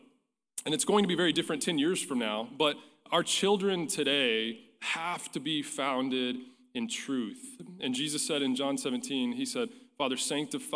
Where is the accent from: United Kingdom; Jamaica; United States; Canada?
United States; Pampa, Texas; growing up in Pampa, Texas, First Baptist Church